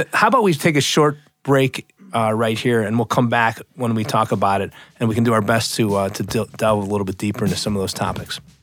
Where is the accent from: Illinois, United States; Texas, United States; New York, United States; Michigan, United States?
Illinois, United States; outside of Chicago; in my parents' home growing up outside of Chicago